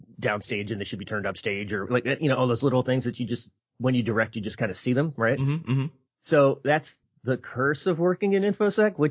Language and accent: English; Philadelphia, Pennsylvania, United States; moved away; I grew up in Philadelphia